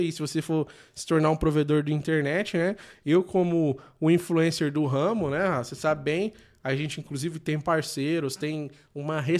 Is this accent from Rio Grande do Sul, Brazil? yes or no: no; Sombrio, Santa Catarina, Brazil; Somos de Sombrio, Santa Catarina.